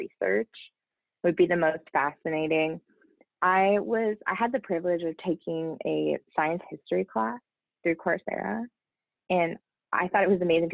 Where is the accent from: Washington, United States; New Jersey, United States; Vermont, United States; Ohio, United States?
Ohio, United States; I grew up in Ohio